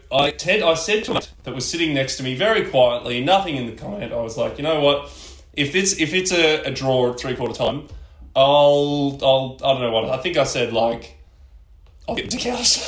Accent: Ballarat, Victoria, Australia; moved away as an adult; also born or lived in Geelong; I grew up in Ballarat, um, cold freezing town in bottom of Victoria, and uh, moved to Geelong

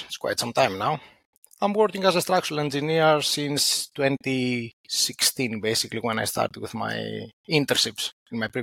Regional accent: Athens, Attica, Greece; moved away as an adult; also born or lived in northern Greece; now in Netherlands; I was born and raised in Athens

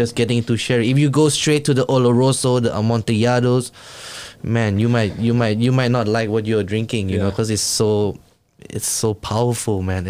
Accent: Thailand; I'm from Thailand

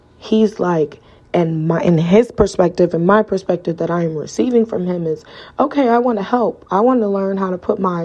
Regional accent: Cleveland, Ohio, United States; now in Las Vegas, United States; I'm from Cleveland, Ohio, so I live in Las Vegas, Nevada.

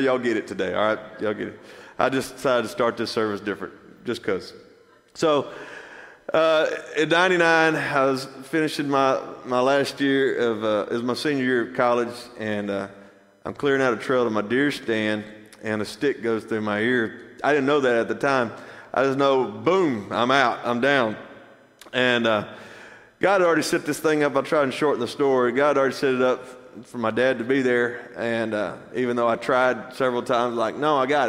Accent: Athens, United States; I grew up here. This is my hometown. And I know how Athens works

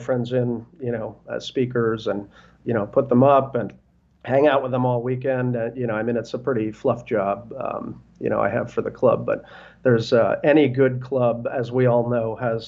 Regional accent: New Jersey, United States; also born or lived in Brooklyn, New York / South America; now in Northern Virginia, United States; I was born in Brooklyn. I grew up in North Jersey, but I've been in the DC area now

